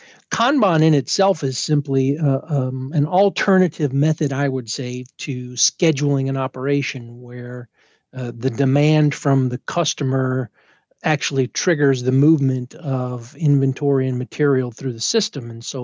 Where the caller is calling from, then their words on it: Illinois, United States; I'm about an hour west of downtown Chicago, so in the wonderful state of Illinois.